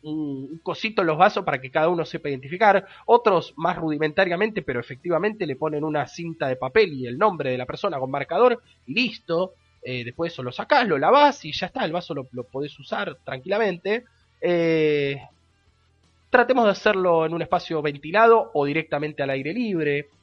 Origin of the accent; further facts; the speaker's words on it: Argentina; como argentinos, argentinas